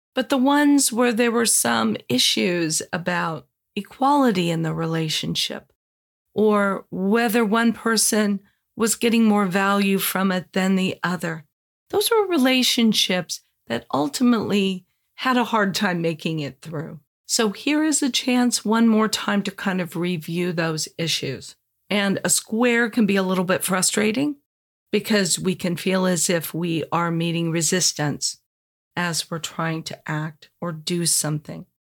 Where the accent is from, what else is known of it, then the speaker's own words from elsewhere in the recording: Los Angeles, California, United States; also born or lived in Indiana; now in San Diego, United States; I grew up in Los Angeles